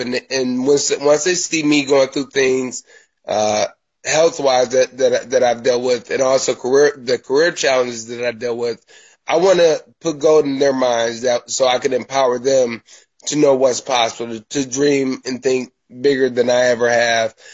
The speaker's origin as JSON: {"language": "English", "town": "Milwaukee", "region": "Wisconsin", "country": "United States", "moved": "as an adult", "lives_now": "Los Angeles, United States", "said": "I am a Midwest kid. I'm from Milwaukee, Wisconsin, a long way away from uh, the Los Angeles, Hollywood area. I lived there until 2015"}